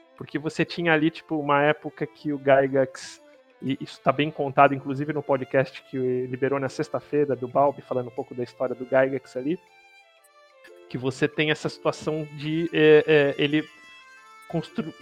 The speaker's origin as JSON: {"language": "Portuguese", "country": "Brazil", "said": "nosso como brasileiro aqui"}